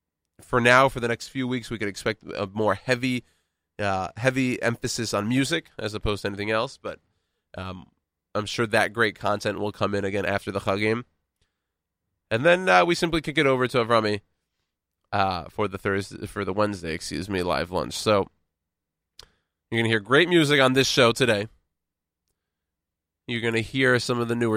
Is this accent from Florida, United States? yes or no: no; Texas, United States; now in New York City, United States; born and raised in Texas, a very patriotic state